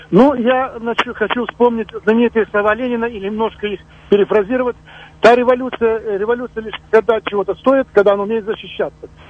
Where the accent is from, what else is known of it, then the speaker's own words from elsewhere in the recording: Minsk, Belarus; moved away; я сам из Минска